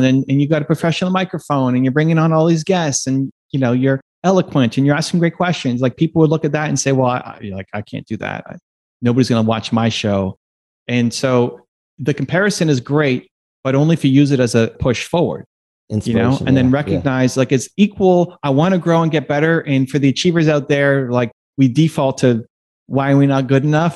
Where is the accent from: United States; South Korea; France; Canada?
Canada; being a Canadian